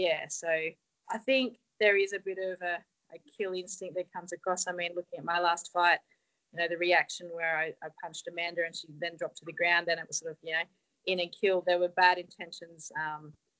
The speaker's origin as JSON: {"language": "English", "country": "Australia", "said": "Everyone knows me now as the Aussie girl"}